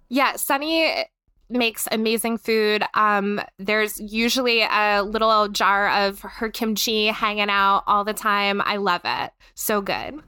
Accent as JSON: {"language": "English", "region": "North Carolina", "country": "United States", "moved": "as an adult", "lives_now": "Pittsburgh, United States", "said": "I'm from North Carolina. We have a much higher Hispanic and Latinx population there"}